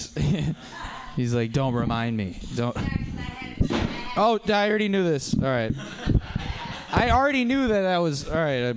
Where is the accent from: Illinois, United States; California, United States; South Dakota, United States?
California, United States; Culver City; I did go to Culver City High School.